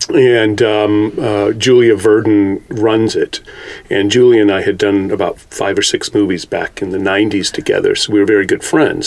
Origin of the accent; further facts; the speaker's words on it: Carmel-by-the-Sea, California, United States; I was born in Car- Carmel